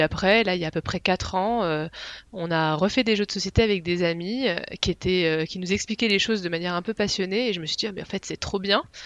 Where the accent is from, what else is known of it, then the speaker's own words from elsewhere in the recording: Picardy, Hauts-de-France, France; moved away as an adult; now in Switzerland; je viens de France, de Picardie à l'origine